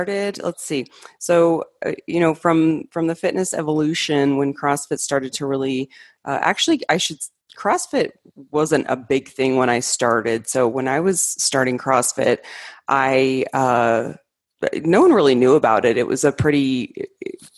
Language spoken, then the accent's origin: English; Arizona, United States; moved away as an adult; also born or lived in Colorado; I grew up in Arizona, and went to college there, and then I moved to Colorado for my master's degree.